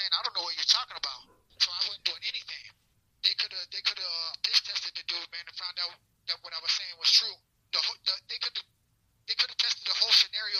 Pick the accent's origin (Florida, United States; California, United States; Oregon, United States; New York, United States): Florida, United States; West Palm Beach; also born or lived in Ohio; I grew up in West Palm Beach. Yeah, I grew up in West Palm, back and forth from Ohio. I'm from Ohio, but I grew up pretty much in West Beach